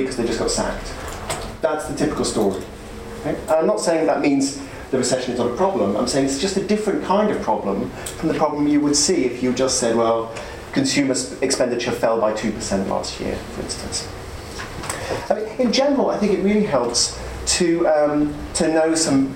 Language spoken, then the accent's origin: English; United Kingdom; I'm a British economist.